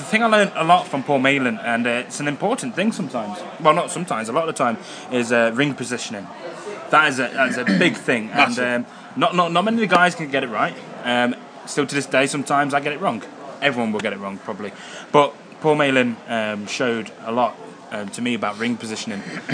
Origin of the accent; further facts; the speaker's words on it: Derby, East Midlands, United Kingdom; I'm from Derby. Yeah, I'm from Derby.